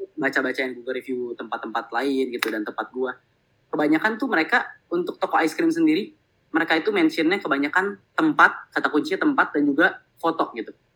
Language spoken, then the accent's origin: Indonesian; Bandung, West Java, Indonesia; also born or lived in Jakarta; gue lahir di Jakarta tapi oh, gue eh, tiga okay. uh, perempat hidup gue di Bandung